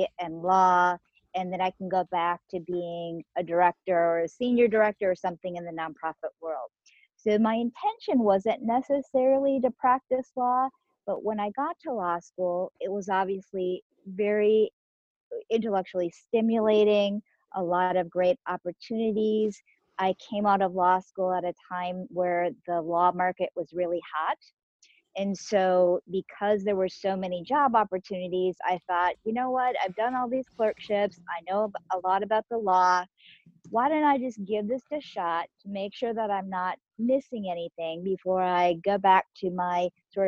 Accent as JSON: {"language": "English", "region": "Minnesota", "country": "United States", "tie": "born or raised there", "also_born_or_lived": "Korea", "said": "I was born in Korea, but I have grown up most of my life in Minnesota."}